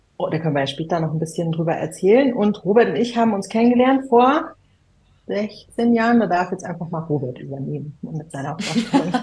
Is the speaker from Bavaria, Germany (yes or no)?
yes; a village outside Munich, Bavaria, Germany; damals war das noch ein Dorf, wo ich aufgewachsen bin, außerhalb von München.